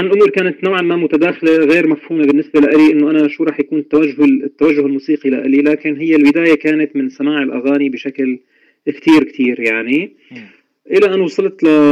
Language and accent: Arabic; Al-Bab, Aleppo Governorate, Syria; من مواليد مدينة آه، حلب بريف حلب منطقة الباب عام 1978 ولدت في ريف مدينة حلب ودرست فيها طبعا للابتدائية والإعدادية والثانوية